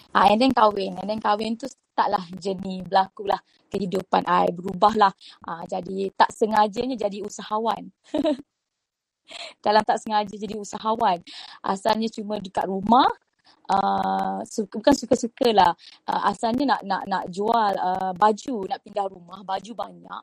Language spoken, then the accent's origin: Malay; Besut, Terengganu, Malaysia; accent: Kelantan; moved away as an adult; now in Kuala Lumpur, Malaysia; I ni sebenarnya budak kampung daripada Terengganu, Besut Terengganu. Uh, kemudian datang ke KL masa umur rasanya fonsi 6 kot. Eh, no, no, uh, dajah 6, dajah 6. Dajah 6 and then duduk KL. Uh, tapi bahasa dan language I tu banyak bunyi Kelantan